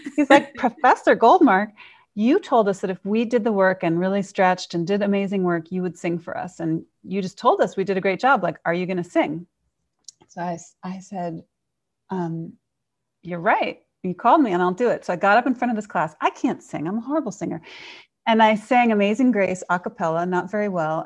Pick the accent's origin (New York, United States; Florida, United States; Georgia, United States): New York, United States; I grew up in New York